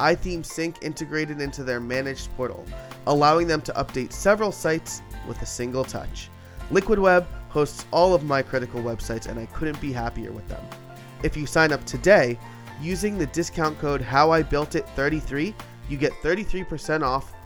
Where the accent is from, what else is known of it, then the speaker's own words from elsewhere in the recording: New York, United States; I'm from New York